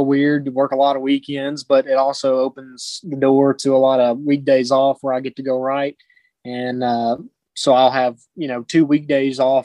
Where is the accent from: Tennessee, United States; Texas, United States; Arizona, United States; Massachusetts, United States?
Tennessee, United States; White House; I'm from White House, Tennessee. So I grew up kind of in the Nashville area